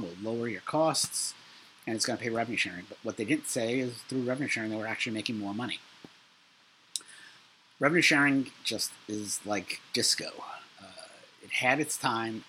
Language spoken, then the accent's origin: English; New York City, New York, United States; I'm from Brooklyn